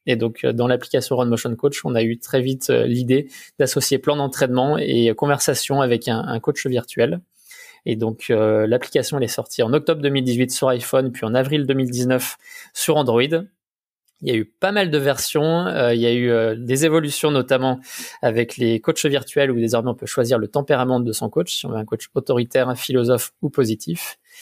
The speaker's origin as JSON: {"language": "French", "area": "Haute-Savoie", "region": "Auvergne-Rhône-Alpes", "country": "France", "said": "je viens, de Savoie, de Haute-Savoie"}